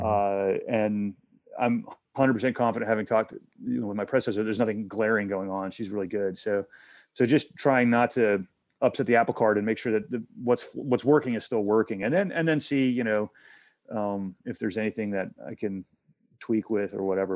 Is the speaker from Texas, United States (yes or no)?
yes; Texas, United States; moved away as an adult; also born or lived in Asia / Hong Kong; I'm from Texas